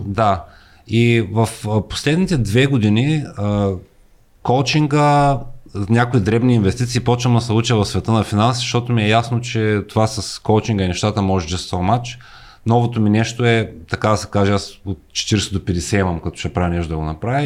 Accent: Bulgaria; moved away as an adult; now in United States; ние сме си българи там

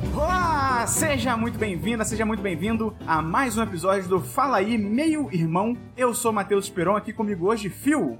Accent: Rio de Janeiro, Brazil; nós dois é, nascemos, fomos criados aqui no Rio de Janeiro

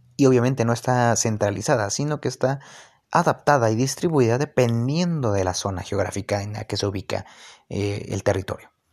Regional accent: Mexico; soy mexicano

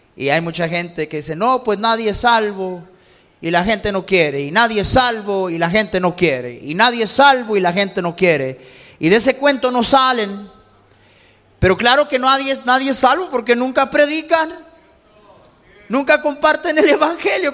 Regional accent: Los Angeles, California, United States; crecí en Los Ángeles.

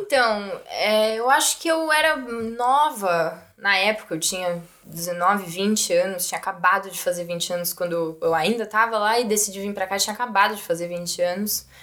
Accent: São Paulo, Brazil; moved away as an adult; now in Germany; eu sou de São Paulo, sou da Zona uhum. Oeste de São Paulo

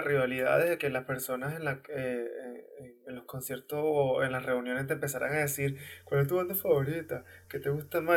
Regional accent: Maracay, Aragua, Venezuela; Nosotros somos de Maracay

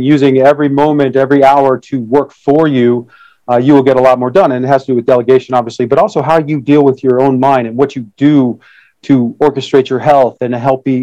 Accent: Detroit, Michigan, United States; I was born in Detroit, Michigan, in 1966

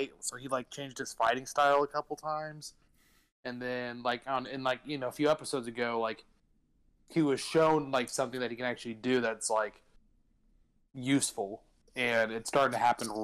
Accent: Texas, United States; I'm a Texan

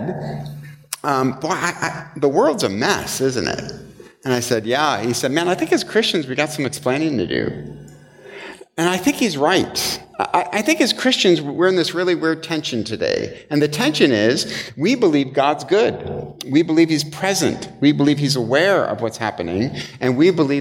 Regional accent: Michigan, United States; moved away; I'm from Michigan.

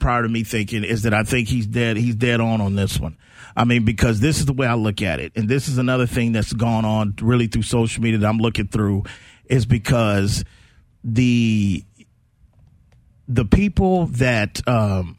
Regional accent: San Antonio, Texas, United States; we born and raised in San Antonio, man. I went through Windcrest

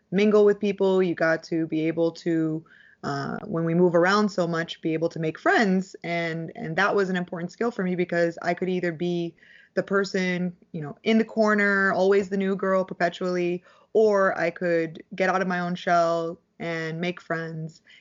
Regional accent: Dallas, Texas, United States; born there; I was born in Dallas, Texas, and I'm one of two.

